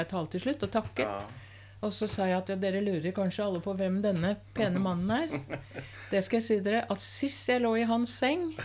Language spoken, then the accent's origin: Norwegian; Norway; jeg er kulturell jøde. Ja, kulturell jeg er norsk jøde. og kulturell jøde.